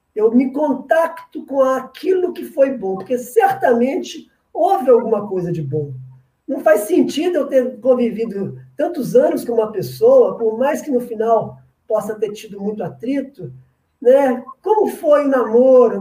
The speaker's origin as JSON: {"language": "Portuguese", "region": "Minas Gerais", "country": "Brazil", "said": "Eu sou de Minas"}